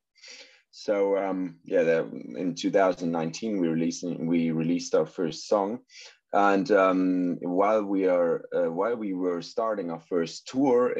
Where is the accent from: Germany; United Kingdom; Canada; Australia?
Germany; English is a second language; We're an German band. I hope that my English is good enough for this one today